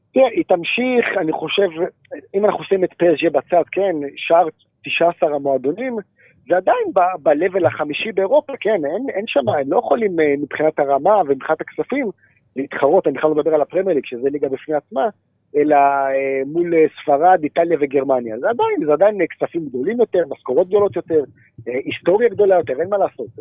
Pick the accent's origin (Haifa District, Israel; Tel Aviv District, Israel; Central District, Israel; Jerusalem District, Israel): Jerusalem District, Israel; Jerusalem; בתור ירושלמי אני אוהד את ביתר